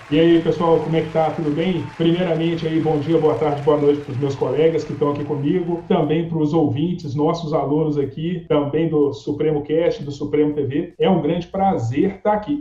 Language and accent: Portuguese; Belo Horizonte, Minas Gerais, Brazil; sou de Belo Horizonte, Minas Gerais